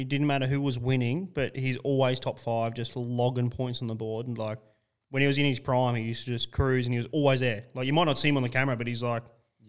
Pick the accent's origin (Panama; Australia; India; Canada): Australia; being an Aussie